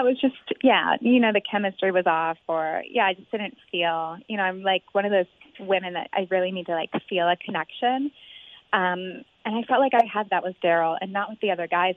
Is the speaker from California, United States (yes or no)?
no; Cincinnati, Ohio, United States; We're both from the West Side. We both love the Bengals and the Reds, and we both graduated with degrees in marketing from UC.